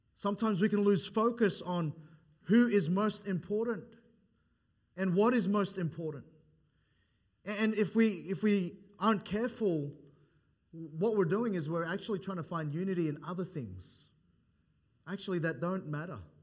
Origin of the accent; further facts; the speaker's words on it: New South Wales, Australia; moved away; I'm from New South Wales